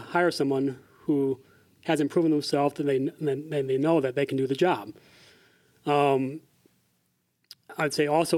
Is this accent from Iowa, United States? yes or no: yes; Iowa, United States; born or raised there